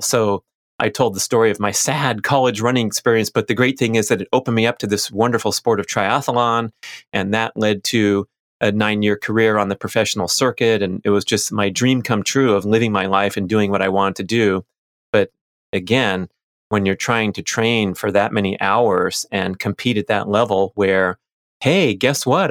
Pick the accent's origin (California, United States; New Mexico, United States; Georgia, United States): California, United States; Los Angeles; I was a little kid growing up in Los Angeles